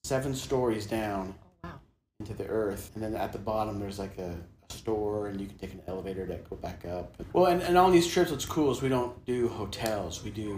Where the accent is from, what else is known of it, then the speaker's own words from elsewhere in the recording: California, United States; also born or lived in Arizona; now in Utah, United States; But I grew up in California, and I have four brothers and two sisters. And we had 10 acres of pecan trees, but we also tried cows, and sheep, chickens. We tried all that. Very agricultural town.